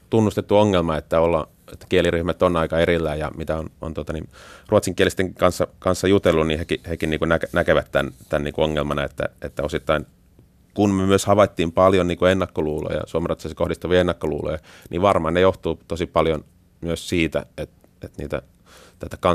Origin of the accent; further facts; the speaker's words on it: Taipalsaari, South Karelia, Finland; kun he kysyvät, niin että mistä, mistä olet kotoisin, ja sitten kun vastaus on Sörrö Kareelen